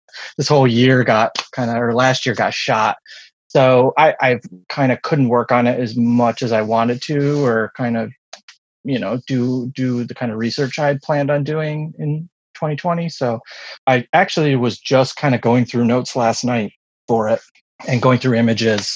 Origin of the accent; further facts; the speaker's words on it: United States; I was born in the late 70s in, you know, around here.